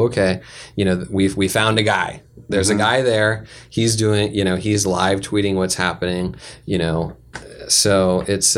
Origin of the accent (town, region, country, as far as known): San Diego, California, United States; born or raised there; also born or lived in Sacramento